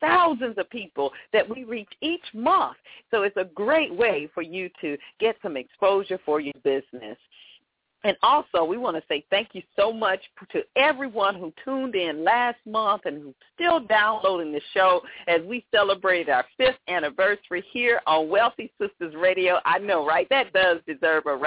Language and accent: English; Atlanta, Georgia, United States; Atlanta, my hometown